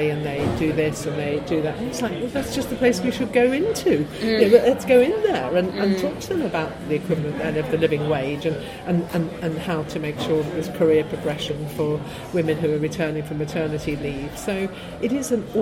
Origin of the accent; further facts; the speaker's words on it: Liverpool, North West England, United Kingdom; now in London, United Kingdom; I was growing up in Liverpool